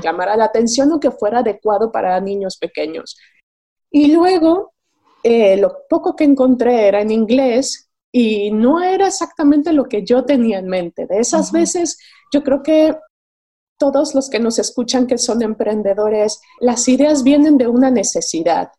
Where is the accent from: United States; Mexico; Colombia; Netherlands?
Mexico; moved away as an adult; now in Madrid, Spain; soy mexicana, vivo en Madrid desde hace 10 años